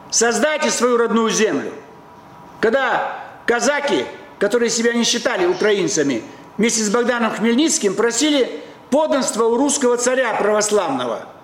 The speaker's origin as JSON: {"language": "Russian", "region": "Moscow", "country": "Russia", "said": "Просто вы киевлянин, вот давайте, а я москвич."}